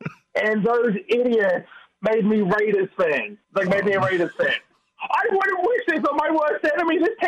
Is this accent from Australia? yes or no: yes; Australia; So I'm Australian.